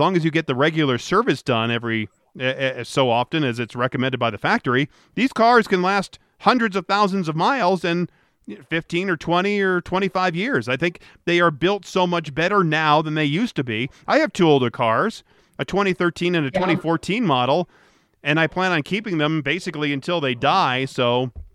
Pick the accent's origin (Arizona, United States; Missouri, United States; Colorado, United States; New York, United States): Colorado, United States; here in my home state of Colorado